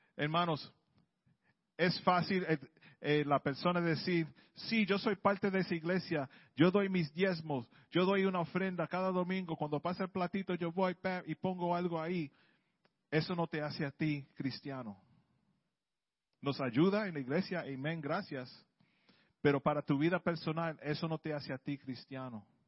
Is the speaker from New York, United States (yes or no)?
yes; New York City, New York, United States; Yo soy del Bronx